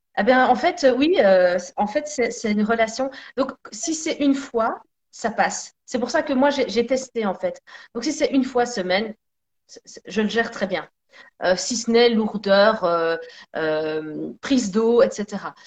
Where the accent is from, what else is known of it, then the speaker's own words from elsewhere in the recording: Belgium; also born or lived in Sicily (ancestry); on est tous les deux siciliens. Donc euh, même si je suis née en Belgique, euh, j'ai deux parents nés en Sicile